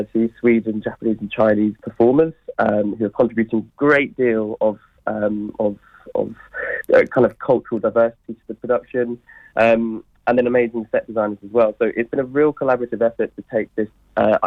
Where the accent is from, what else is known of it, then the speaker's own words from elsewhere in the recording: Ely, East of England, United Kingdom; I'm from Ely